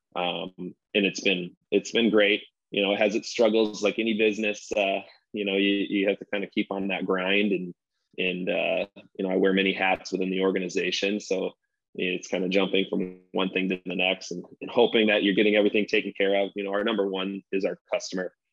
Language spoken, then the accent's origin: English; West Michigan, United States; born and bred in West Michigan